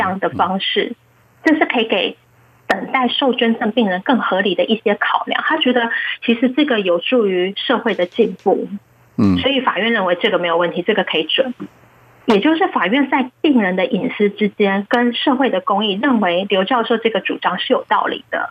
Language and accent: Chinese; Taiwan; 我们台湾人